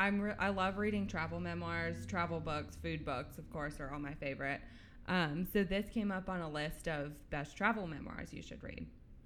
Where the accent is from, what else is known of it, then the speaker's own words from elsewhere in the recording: North Carolina, United States; moved away as an adult; now in Birmingham, United States; So I grew up in North Carolina. I was born and raised there. I went to school there at Elon University